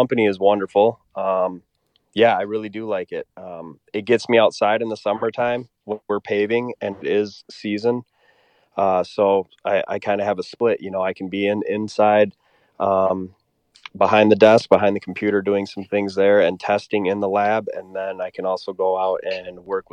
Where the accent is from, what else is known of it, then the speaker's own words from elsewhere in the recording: just south of Madison, South Central Wisconsin, United States; also born or lived in Stevens Point, Wisconsin; I'm from South Central Wisconsin, just south of Madison. I was born and raised here.